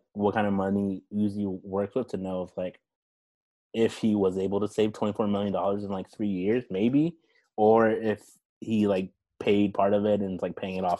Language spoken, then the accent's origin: English; Texas, United States; moved away as an adult; also born or lived in Dayton, Ohio / Florida; now in Portland, United States; I grew up in Texas and I lived there. Then I went to school there